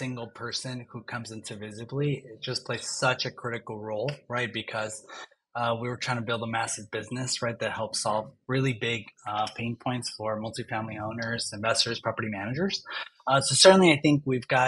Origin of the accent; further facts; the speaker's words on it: Long Beach area, the Bay Area, California, United States; I grew up like in Long Beach area, you know, the Bay Area